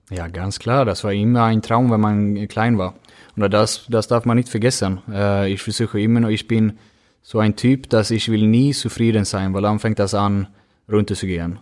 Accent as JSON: {"language": "German", "town": "Gothenburg", "region": "Västra Götaland", "country": "Sweden", "tie": "born or raised there", "second_language": "German", "moved": "as an adult", "lives_now": "Germany", "said": "Önnered ist, wo, äh, das ist mein Heimat"}